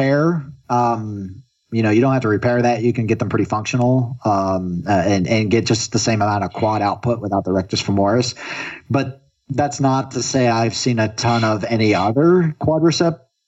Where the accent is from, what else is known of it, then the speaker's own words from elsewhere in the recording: Florida, United States; now in Oregon, United States; I'm originally from Florida where it's very, very humid